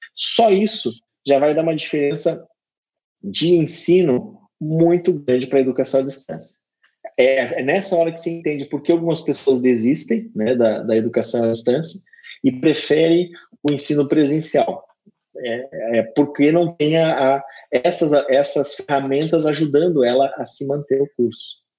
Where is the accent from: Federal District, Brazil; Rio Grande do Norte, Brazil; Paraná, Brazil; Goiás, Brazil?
Paraná, Brazil; Curitiba; now in Maringá, Brazil; Eu sou natural de Curitiba, eu não sou natural de Maringá, mas hoje eu moro em Maringá